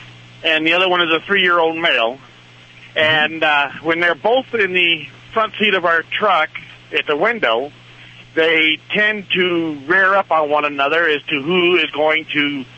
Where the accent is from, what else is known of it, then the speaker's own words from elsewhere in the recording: Michigan, United States; Up north near the Mackinac Bridge.